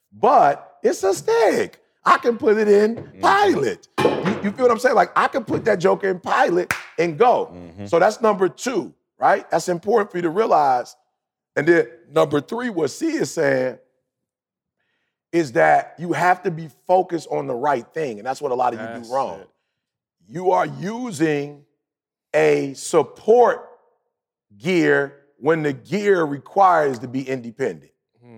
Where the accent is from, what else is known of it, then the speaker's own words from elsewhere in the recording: Detroit, Michigan, United States; just growing up in Detroit, you couldn't afford an automatic.